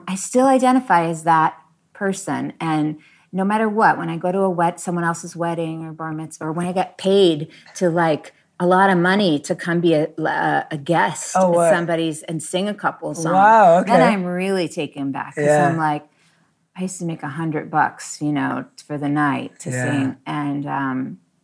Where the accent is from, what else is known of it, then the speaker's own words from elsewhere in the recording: Long Island, New York, United States; I grew up in Long Island.